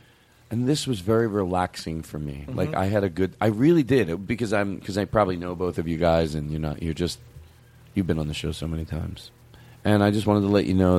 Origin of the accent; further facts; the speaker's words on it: Huntsville, Alabama, United States; I'm from Huntsville, Alabama.